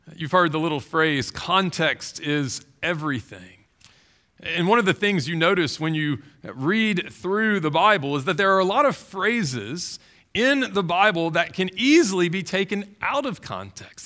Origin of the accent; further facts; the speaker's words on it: Baton Rouge, Louisiana, United States; I grew up in Baton Rouge